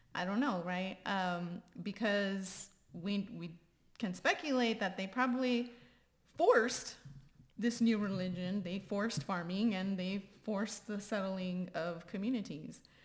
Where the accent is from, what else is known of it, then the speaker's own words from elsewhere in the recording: Texas, United States; I always say generation Texan